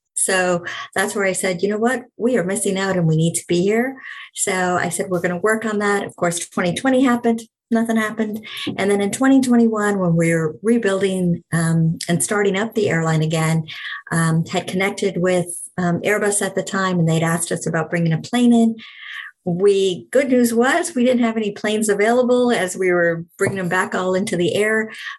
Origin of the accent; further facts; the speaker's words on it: Neenah, Wisconsin, United States; moved away; I'm originally from Nina.